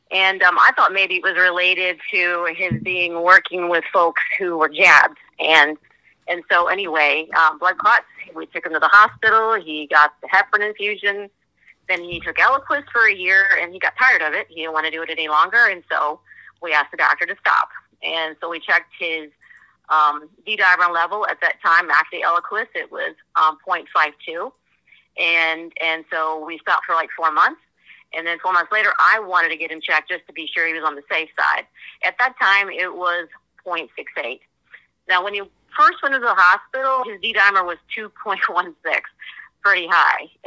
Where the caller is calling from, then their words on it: Virginia, United States; I am from Northern Virginia.